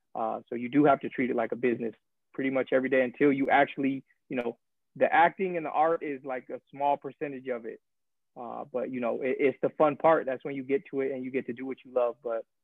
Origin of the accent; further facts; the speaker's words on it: Arizona, United States; I'm a West Coast boy, so like everybody probably knows, I'm from Arizona. So it's not too far from my hometown.